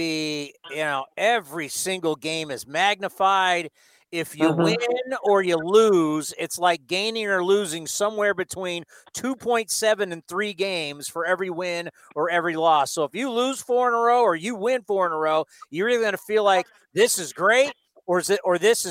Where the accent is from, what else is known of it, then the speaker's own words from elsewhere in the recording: San Diego, California, United States; growing up in San Diego, and Ted Williams High School was my rival high school